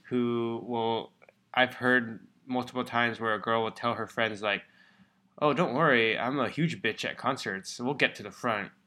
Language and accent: English; Bay Area, California, United States; moved away as an adult; we grew up in the Bay Area, so we've known it for a long time